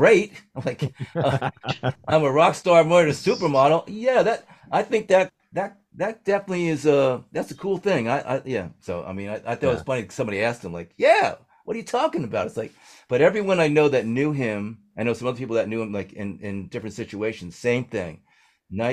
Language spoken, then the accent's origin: English; New Jersey, United States; I'm an idiot from New Jersey